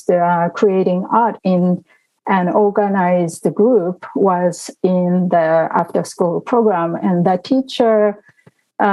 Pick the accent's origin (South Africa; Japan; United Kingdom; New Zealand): Japan; Tokyo; also born or lived in Woodbridge, Virginia; now in Virginia, United States; I was born and raised in Tokyo, Japan.